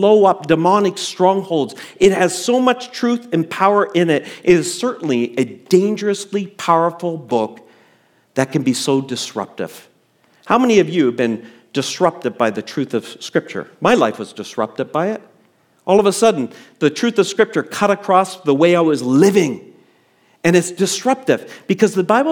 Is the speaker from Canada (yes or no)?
yes; Canada; before I'm a Canadian, I have citizenship elsewhere